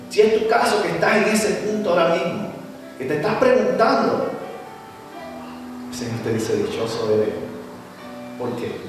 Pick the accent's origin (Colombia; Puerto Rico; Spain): Puerto Rico; mi país, Puerto Rico